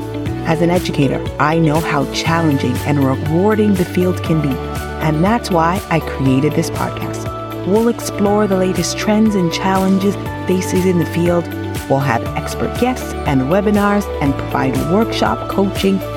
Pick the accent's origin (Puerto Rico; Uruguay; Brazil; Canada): Canada; Ontario; I'm from Ontario, Canada